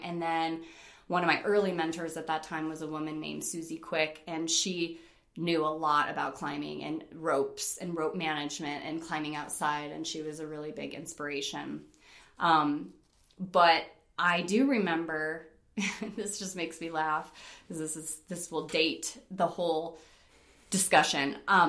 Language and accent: English; East Coast, United States; she was from the East Coast. I was from the East Coast. We were both Italian.